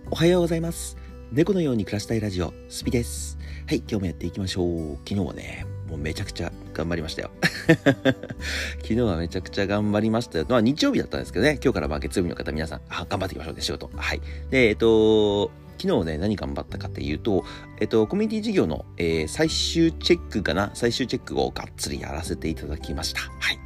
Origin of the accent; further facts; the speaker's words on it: Tohoku, Japan; also born or lived in Akita Prefecture; now in Tokyo, Japan; 僕、は東北出身で